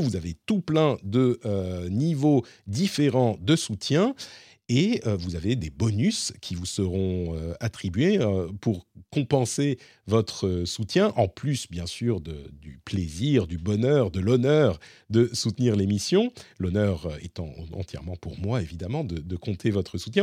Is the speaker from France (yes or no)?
yes; France; chez nous en France et en Europe